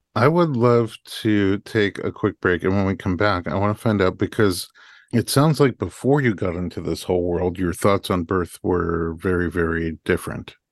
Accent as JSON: {"language": "English", "region": "New York", "country": "United States", "said": "I'm a New Yorker"}